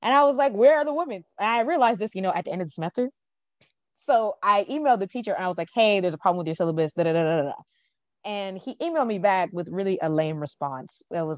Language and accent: English; Jamaica; hey, there's this Jamaican author, because I'm Jamaican.